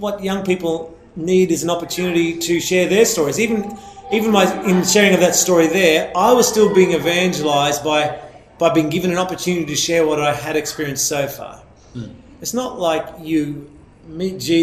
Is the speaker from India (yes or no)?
no; Australia; growing up in Australia as a young Catholic guy out in a small town